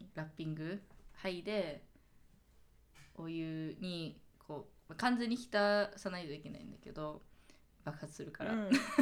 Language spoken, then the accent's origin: Japanese; Seattle, Washington, United States; also born or lived in Japan; now in New York, United States; 私シアトル出身だし